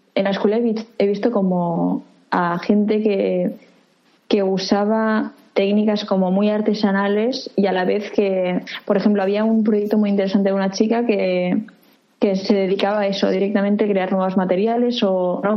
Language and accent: Spanish; Reus, Catalonia, Spain; moved away as an adult; also born or lived in Barcelona; now in Tokyo, Japan; nací en Reus